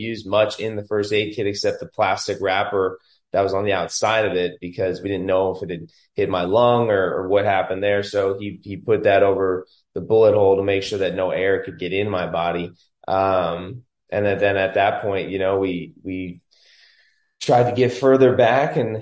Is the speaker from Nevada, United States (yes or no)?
yes; Las Vegas, Nevada, United States; I was born and raised in Vegas.